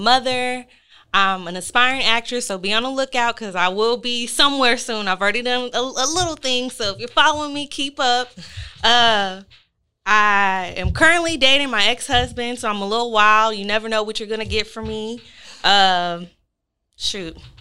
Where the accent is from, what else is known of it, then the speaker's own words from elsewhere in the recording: New Orleans, Louisiana, United States; now in Dallas, United States; I'm from New Orleans. I've been living in Dallas